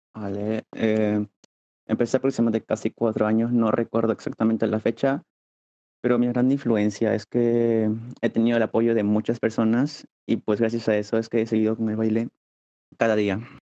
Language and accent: Spanish; Peru; tengo 20 años y soy de Perú.